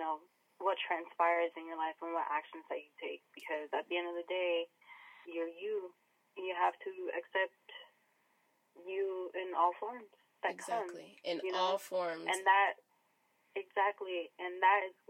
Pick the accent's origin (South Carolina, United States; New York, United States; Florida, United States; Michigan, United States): New York, United States; New York City; moved away as an adult; also born or lived in Washington; now in San Diego, United States; Originally, I was born and raised in New York